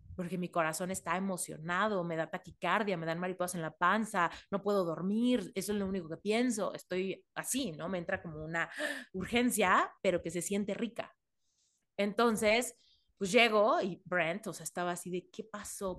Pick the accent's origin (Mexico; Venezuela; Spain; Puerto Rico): Mexico; moved away; soy mexicana y en México me siento muy segura